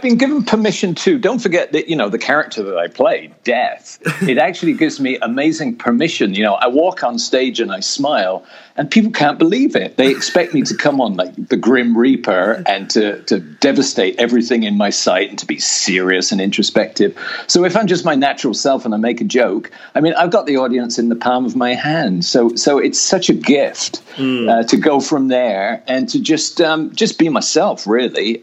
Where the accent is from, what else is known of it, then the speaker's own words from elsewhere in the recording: Oxford, South East England, United Kingdom; moved away as an adult; I was born in Oxford